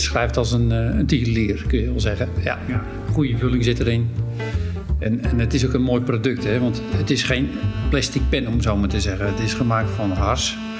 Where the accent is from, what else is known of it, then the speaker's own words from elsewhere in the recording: Hem, North Holland, Netherlands; Daar ben ik ook geboren in Hem